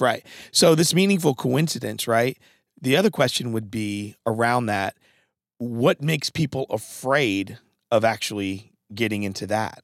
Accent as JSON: {"language": "English", "town": "Norwich", "region": "Connecticut", "country": "United States", "tie": "born or raised there", "also_born_or_lived": "New London, Connecticut", "said": "I was born in New London, Connecticut, and, um, and my mom eventually moved us to Norwich, Connecticut"}